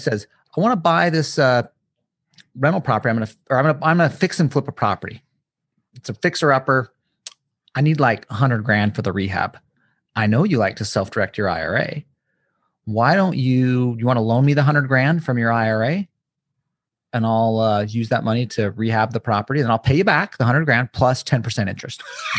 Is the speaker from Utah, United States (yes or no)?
yes; Utah, United States; Little dig. I'm from Utah, so.